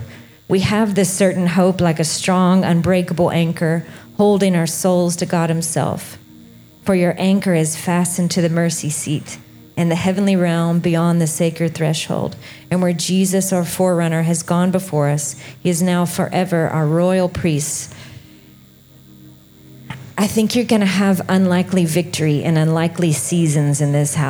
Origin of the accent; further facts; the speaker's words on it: Alabama, United States; moved away as an adult; now in Redding, United States; I am originally from Alabama. So I know that my voice sounds very different. I'm from the southernmost part of America